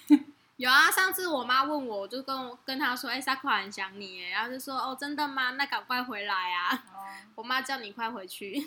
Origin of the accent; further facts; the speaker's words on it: Kaohsiung, Taiwan; 那既然我是台湾人，又是高雄人，那我就觉得说可以多多照顾他